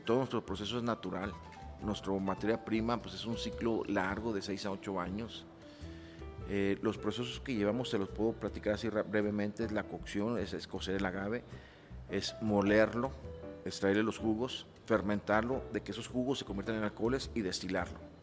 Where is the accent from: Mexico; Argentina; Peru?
Mexico